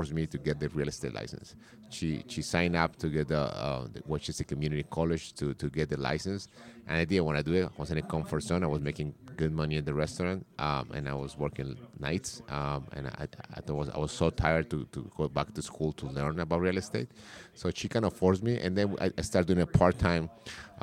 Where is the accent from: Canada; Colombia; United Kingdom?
Colombia; English is a second language; moved away as an adult; now in United States; I was born in Colombia. I came to the States chasing my girlfriend at the time. Now she's my wife, in 1999